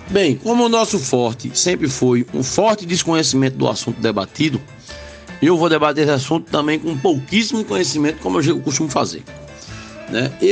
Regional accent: Limoeiro, Pernambuco, Brazil; moved away; Limoeiro, inclusive, minha terra

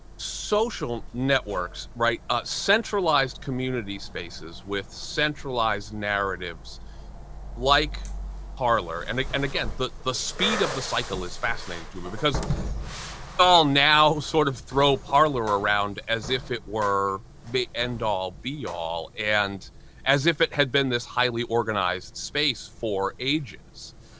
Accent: New Hampshire, United States; a 17 year old white kid growing up in New Hampshire

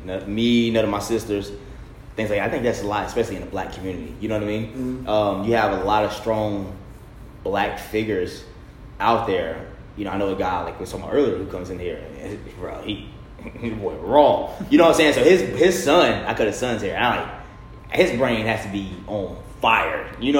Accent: India; Yeah. I'm Indian.

